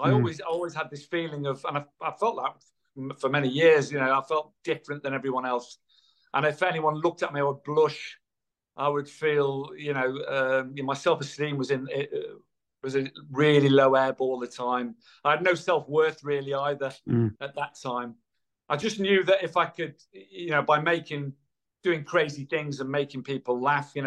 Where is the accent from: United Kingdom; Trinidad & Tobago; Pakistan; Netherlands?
United Kingdom; Irby, North West England; I was born on the Wirral in Merseyside, a little village called Irby, in 1960